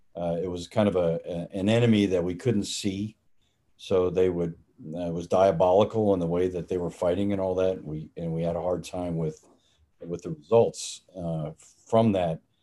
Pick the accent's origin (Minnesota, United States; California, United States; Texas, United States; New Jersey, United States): Texas, United States; Dallas; I grew up in uh, Dallas, Texas, in, in, Dallas proper.